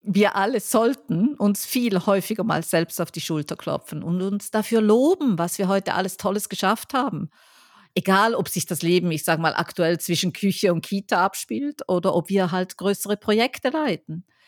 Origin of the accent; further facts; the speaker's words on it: Switzerland; moved away; ich bin ja Schweizerin